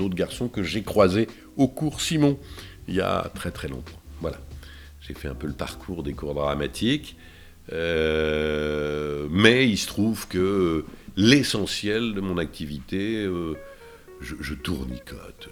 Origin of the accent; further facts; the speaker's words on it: Dijon, Bourgogne-Franche-Comté, France; moved away; ma ville natale dont je suis très fier, euh, je suis très fier parce que je suis un bourguignon dans l'âme